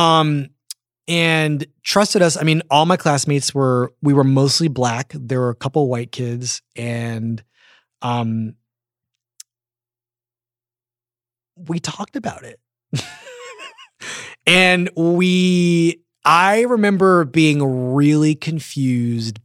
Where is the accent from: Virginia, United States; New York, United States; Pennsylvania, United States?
Pennsylvania, United States; Philadelphia; I grew up in Philadelphia